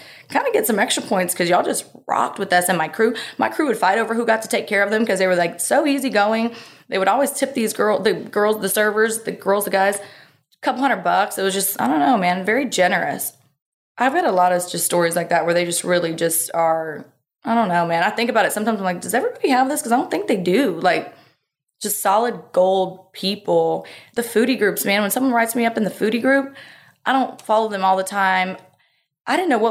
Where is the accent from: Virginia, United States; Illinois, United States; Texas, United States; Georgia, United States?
Texas, United States; Texas coast, United States; we were on the Texas coast our whole life